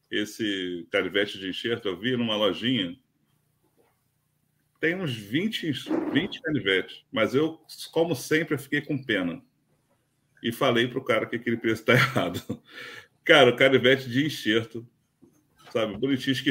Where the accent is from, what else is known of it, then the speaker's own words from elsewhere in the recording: Rio de Janeiro, Brazil; pro pessoal que sabe que a gente é do Rio de Janeiro e sabe que o Rio de Janeiro tem fama de violência